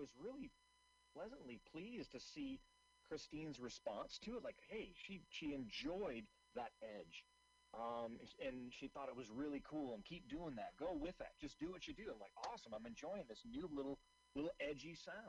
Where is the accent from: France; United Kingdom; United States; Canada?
United States; Seattle, Washington; moved away; I'm originally from Seattle.